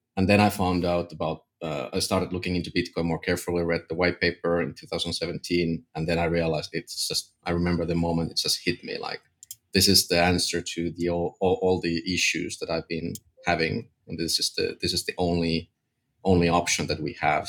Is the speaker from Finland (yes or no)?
yes; Finland; I'm from Finland